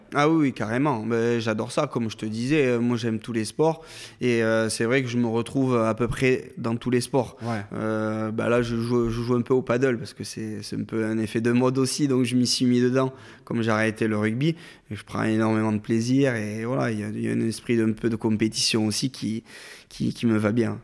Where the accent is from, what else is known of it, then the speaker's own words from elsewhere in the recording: Cuzorn, Nouvelle-Aquitaine, France; moved away as an adult; also born or lived in Villeneuve-sur-Lot / Agen / Toulouse; je suis né à Villeneuve-sur-Lot, mhm. euh, qui est pas très loin d'Agen, et je suis originaire du Fumelois. D'accord. Donc j'habitais un petit village qui s'appelle Cusorne